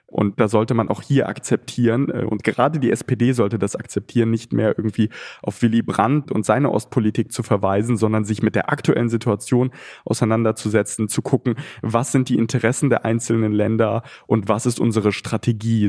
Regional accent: Ukraine; now in Germany; mein Geburtsland

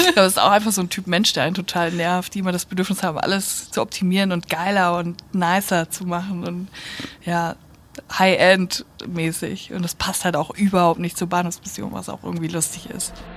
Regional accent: North Rhine-Westphalia, Germany; NRW ist irgendwie so meine Heimat

